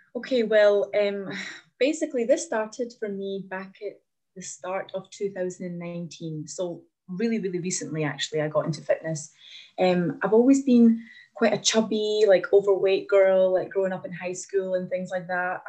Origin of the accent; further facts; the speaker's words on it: Glasgow, Scotland, United Kingdom; also born or lived in Latvia; I'm from Latvia originally. I've moved to Glasgow when I was nine years old, and I've just yeah, I grew up here, and I've been here ever since